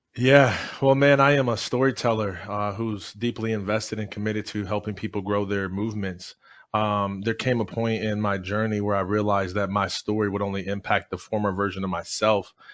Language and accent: English; Jackson, Michigan, United States; I am originally from Jackson, Michigan